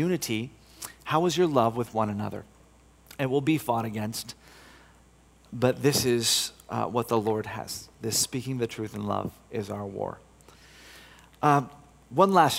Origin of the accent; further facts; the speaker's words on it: United States; moved away as an adult; also born or lived in Brussels area, Belgium; now in Belgium; I'm from America